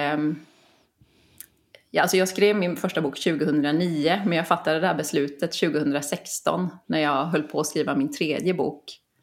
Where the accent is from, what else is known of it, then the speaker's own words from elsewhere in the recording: Kalmar County, Sweden; jag är uppvuxen på Öland brukar jag alltid säga för det har format mig så mycket